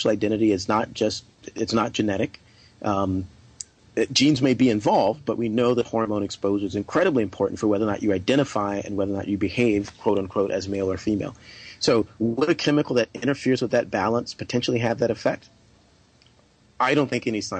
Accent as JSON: {"language": "English", "region": "South Carolina", "country": "United States", "tie": "born or raised there", "moved": "yes", "lives_now": "California, United States", "said": "I grew up in South Carolina"}